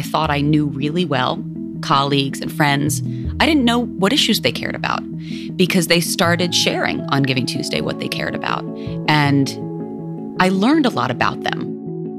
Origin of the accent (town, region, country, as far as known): New York, United States; born or raised there; also born or lived in India